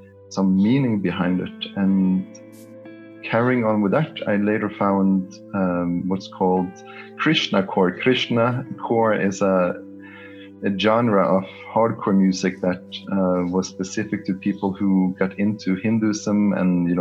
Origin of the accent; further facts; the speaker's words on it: Norway; moved away; I grew up in Norway